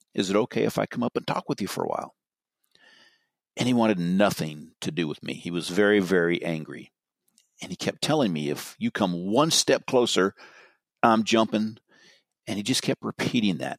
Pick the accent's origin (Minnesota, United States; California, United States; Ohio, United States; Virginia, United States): California, United States; Marin County; I'm from Marin